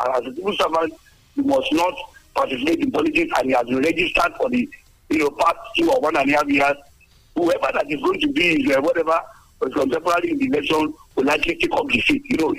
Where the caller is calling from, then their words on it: Abeokuta, Ogun State, Nigeria; I'm here calling from the People's Parliament in Lemay in Abeokuta.